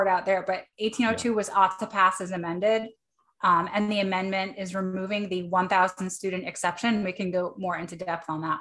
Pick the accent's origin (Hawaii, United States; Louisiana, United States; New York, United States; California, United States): New York, United States; now in Maine, United States; I grew up in New York.